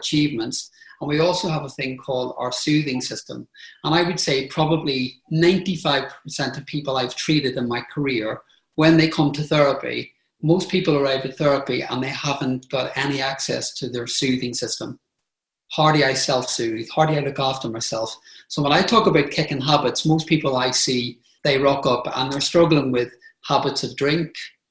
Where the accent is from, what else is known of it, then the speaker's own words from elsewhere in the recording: Belfast, Northern Ireland, United Kingdom; moved away; I grew up in Northern Ireland in the Troubles. So I grew up in Belfast with bombs and bullets.